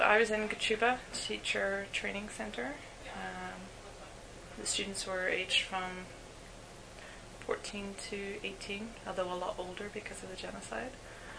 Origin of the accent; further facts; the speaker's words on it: Northern Ireland, United Kingdom; moved away as an adult; now in Winnipeg, Canada; I'm Northern Irish. I've been in Winnipeg, Manitoba for 3 years.